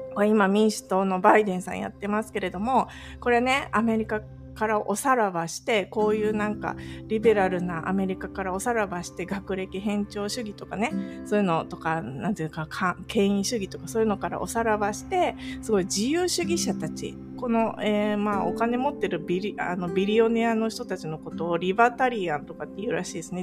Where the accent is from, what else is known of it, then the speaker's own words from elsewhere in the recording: Japan; moved away as an adult; now in California, United States; 私はもっと地方出身なんですよ